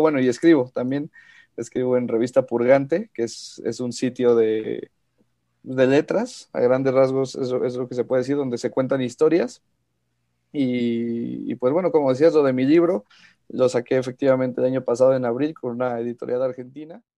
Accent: Pachuca, Hidalgo, Mexico; also born or lived in Mexico City; Yo nací en la Ciudad de México, pero llevo viviendo toda mi vida prácticamente en Pachuca

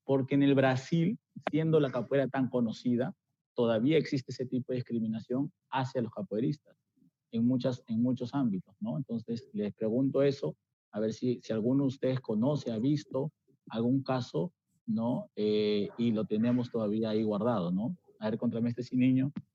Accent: Peru

